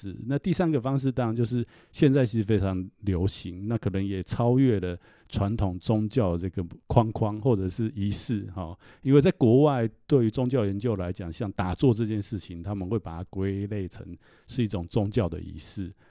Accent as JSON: {"language": "Chinese", "country": "Taiwan", "tie": "born or raised there", "said": "因为我虽然出家十几年，但其实我们在台湾长大，从小多少自己生长过程当中，多少都会从父母辈或者是祖父母辈，哦，听到这方面类似的说法。"}